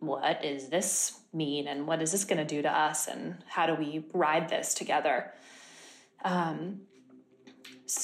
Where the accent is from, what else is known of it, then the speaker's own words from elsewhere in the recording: Monterey, California, United States; moved away; also born or lived in New York; I grew up in a town called Monterey, California, in Central California